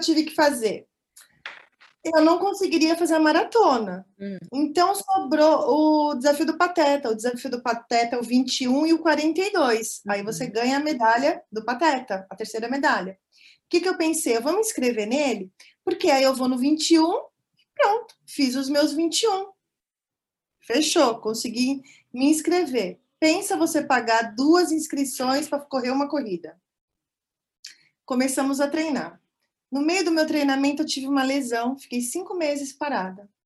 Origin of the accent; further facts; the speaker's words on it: São Paulo, Brazil; moved away as an adult; also born or lived in near Toronto, Canada; now in Canada; sou de São Paulo, capital, mas estou morando há três anos e meio no Canadá, pertinho de Toronto